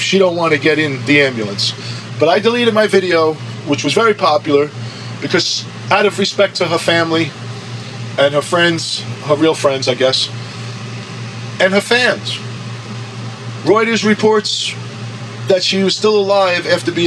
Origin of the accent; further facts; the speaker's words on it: United States; I'm American.